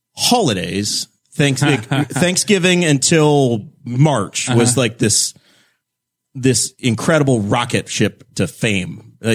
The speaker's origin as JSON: {"language": "English", "region": "New York", "country": "United States", "tie": "born or raised there"}